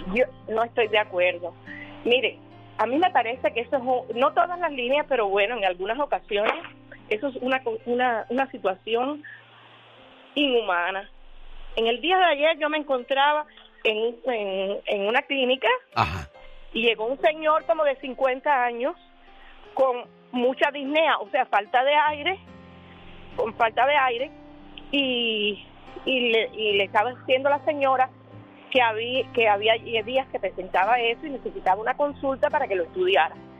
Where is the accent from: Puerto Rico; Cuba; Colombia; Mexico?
Cuba; moved away as an adult; now in United States; Yo soy cubana.